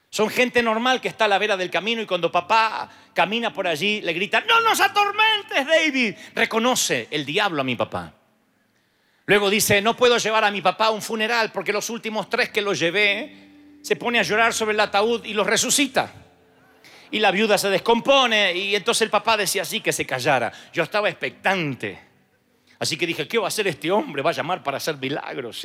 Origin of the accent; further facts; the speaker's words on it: Argentina; Allá en el año 92 Dios trae un mover a la República Argentina y mi pastor empieza a ser usado con ciertas cosas que no estábamos acostumbrados en el país